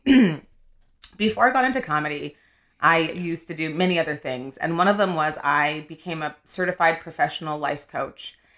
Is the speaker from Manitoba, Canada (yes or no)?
yes; Winnipeg, Manitoba, Canada; moved away; also born or lived in Nigeria; I'm from Winnipeg